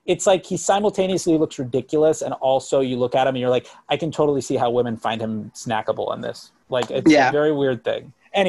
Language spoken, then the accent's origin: English; near Miami, South Florida, United States; I'm from South Florida, by the way, I'm from right up the street from Miami. So I grew up in that area.